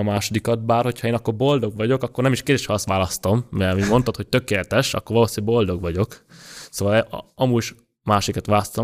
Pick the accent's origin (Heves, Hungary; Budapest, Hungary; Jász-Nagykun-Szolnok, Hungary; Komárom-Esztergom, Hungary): Budapest, Hungary; Ott nőttem föl, 13. kertben lakom, tőlem a Duna az 600 méterre